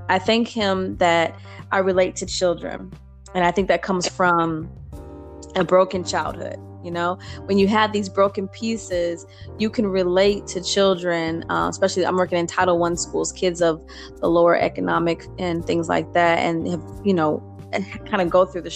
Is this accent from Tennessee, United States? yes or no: no; Indiana, United States; moved away as an adult; now in Texas, United States; I am originally from Indiana. I relocated to Texas in 2015.